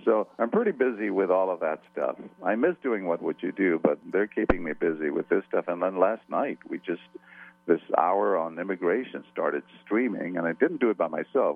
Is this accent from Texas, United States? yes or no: yes; San Antonio, Texas, United States; English is a second language; growing up in the barrios of San Antonio